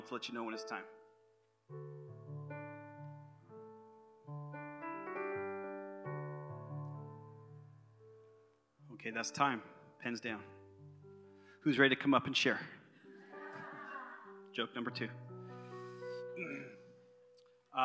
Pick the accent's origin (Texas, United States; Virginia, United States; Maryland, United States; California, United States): California, United States; Concord; I was born and raised right here in the Bay Area, not too far from here actually, just over Ignacio in Concord